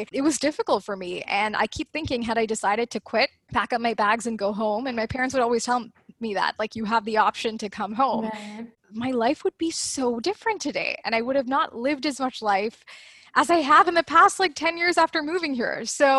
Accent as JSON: {"language": "English", "country": "Canada", "said": "the prof was asking everyone like, where are you from? So I was like, Canada."}